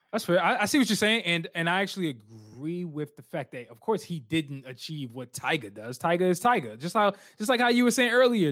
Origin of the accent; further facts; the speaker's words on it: Alexandria, Virginia, United States; We from North, Northern Virginia. I'm from Alexandria. You already know 703